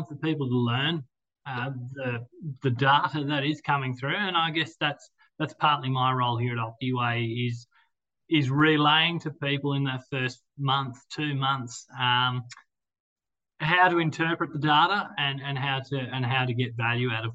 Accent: Armidale, New South Wales, Australia; I grew up here in Armidale on a beef cattle property on the eastern side of town.

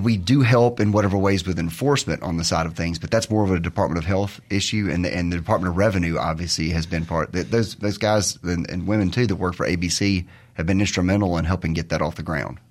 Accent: Terry, Mississippi, United States; I'm from Mississippi, grew up in Terry, the thriving metropolis of Terry

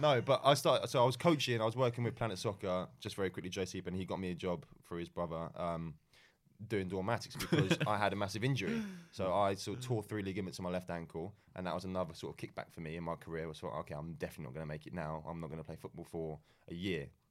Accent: England, United Kingdom; moved away as an adult; also born or lived in Malaysia; growing up in England

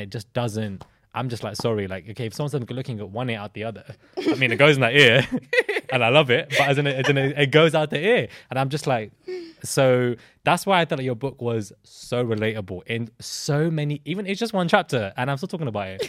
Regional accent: London, United Kingdom; growing up in London as a, as a child

